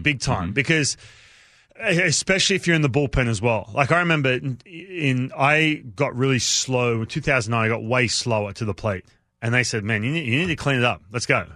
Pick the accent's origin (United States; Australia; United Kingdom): Australia; growing up in Australia